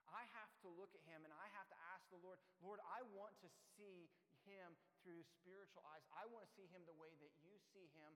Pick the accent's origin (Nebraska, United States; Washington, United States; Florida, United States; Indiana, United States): Indiana, United States; moved away as an adult; now in Newcastle; my home state of Indiana